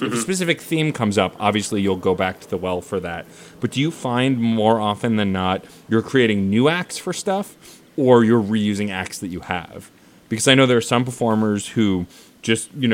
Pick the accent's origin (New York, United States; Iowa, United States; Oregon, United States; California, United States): New York, United States; growing up in New York